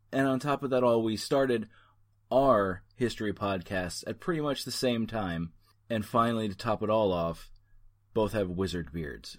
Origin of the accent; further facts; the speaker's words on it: New Jersey, United States; now in New England, United States; We're both from Central Jersey.